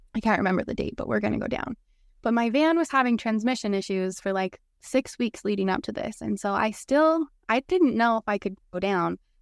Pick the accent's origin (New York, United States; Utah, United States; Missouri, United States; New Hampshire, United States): Utah, United States; Salt Lake City; moved away as an adult; I'm from Salt Lake City, born and raised